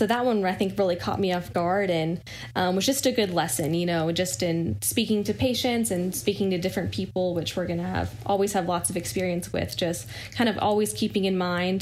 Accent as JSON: {"language": "English", "town": "Louisville", "region": "Kentucky", "country": "United States", "also_born_or_lived": "Danville, Kentucky", "moved": "as an adult", "lives_now": "Chapel Hill, United States", "said": "I am originally from Louisville, Kentucky"}